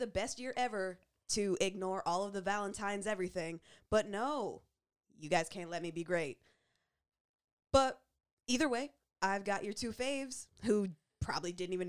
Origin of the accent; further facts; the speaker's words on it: Canada; as black and as Canadian as we are, with zero apologies for it